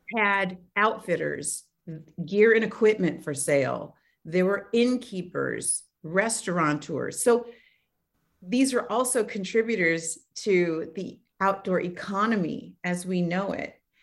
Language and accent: English; Oakland, California, United States; I grew up in Oakland, California